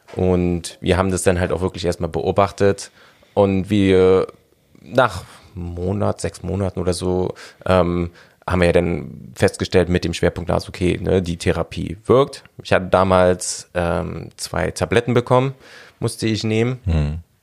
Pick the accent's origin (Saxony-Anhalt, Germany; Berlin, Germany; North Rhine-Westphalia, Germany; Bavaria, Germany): Berlin, Germany; Ich bin halt ein Großstadtkind. Ich bin in Berlin groß geworden